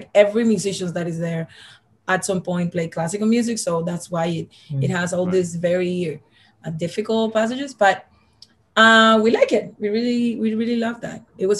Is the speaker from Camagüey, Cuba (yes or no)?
no; Havana, Cuba; moved away; And I'm from Havana.